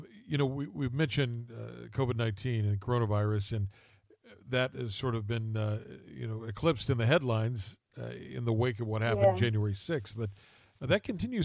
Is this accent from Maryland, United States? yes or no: no; West Virginia, United States; now in Washington, D.C., United States; I'm originally a West Virginia boy. I grew up in the Appalachian Mountains